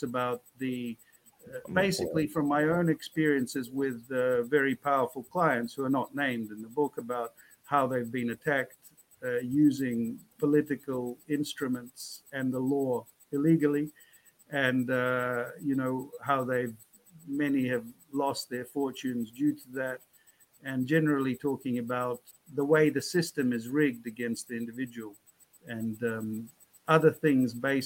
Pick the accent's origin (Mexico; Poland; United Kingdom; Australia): Australia; born or raised there; moved away as an adult; also born or lived in Moscow, Russia / Russian Far East / Fiji / Panama